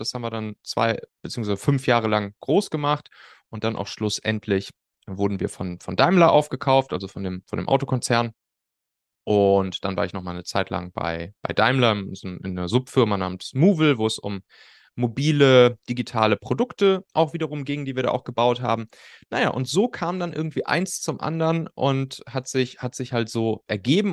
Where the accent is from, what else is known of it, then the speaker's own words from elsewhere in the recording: Rhineland, Germany; auf'm Schulhof bei uns im Rheinland, ne, wo wir, wo wir Abi gemacht haben